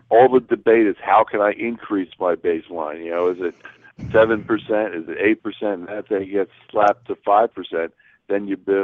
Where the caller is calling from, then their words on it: Nevada, United States; I'm, I'm called from Nevada. I'm going to be there screaming for her.